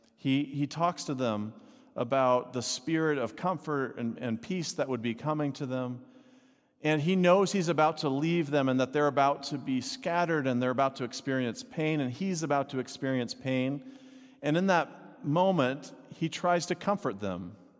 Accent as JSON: {"language": "English", "region": "Texas", "country": "United States", "tie": "born or raised there", "said": "I grew up in Texas"}